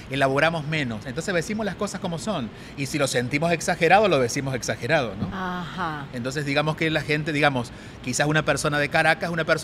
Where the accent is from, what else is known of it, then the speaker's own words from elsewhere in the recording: Córdoba, Argentina; accent: Cordobés; y soy cordobés.